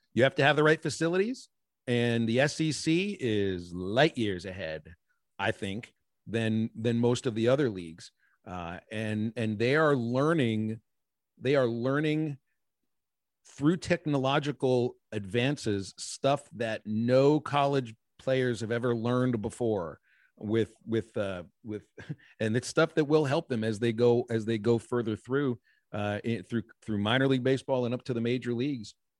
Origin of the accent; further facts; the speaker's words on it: Pittsburgh, Pennsylvania, United States; moved away; I grew up in Pittsburgh, Pennsylvania